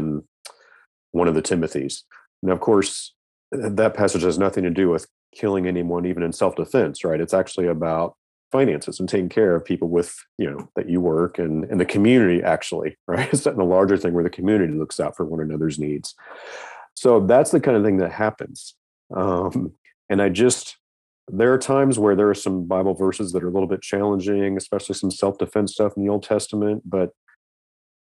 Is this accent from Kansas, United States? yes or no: yes; Kansas, United States; I grew up in the Midwest. I mean, my dad had a gun cabinet with a little chintzy lock on it. And that was just normal growing up in Kansas for me